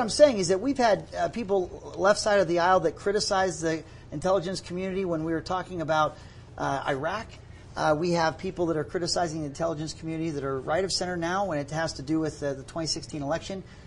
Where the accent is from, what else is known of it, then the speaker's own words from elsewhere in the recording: Pittsburgh, Pennsylvania, United States; now in Utah, United States; I grew up in Pittsburgh